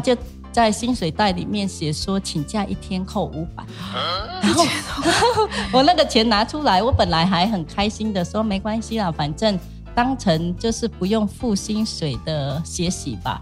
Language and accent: Chinese; Cambodia; Chinese is a second language; moved away as an adult; also born or lived in Changhua, Taiwan; now in Taiwan; 我是柬埔寨的，嗯。因为讲话有口音